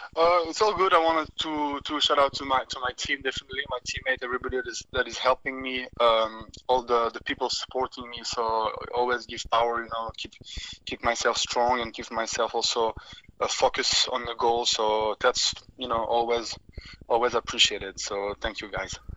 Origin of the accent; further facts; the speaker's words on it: Switzerland; I can fight in Switzerland next, in my you know in my home country